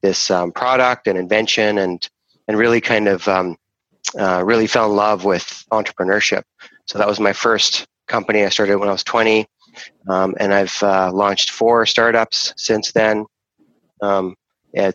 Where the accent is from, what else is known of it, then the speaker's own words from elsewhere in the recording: Canada; also born or lived in Rome, Italy / Vancouver, Canada; I'm a Canadian, so I live in Vancouver, and my family actually immigrated from Europe. I was actually born in Europe. I was born in Rome, and we came here as an immigrant family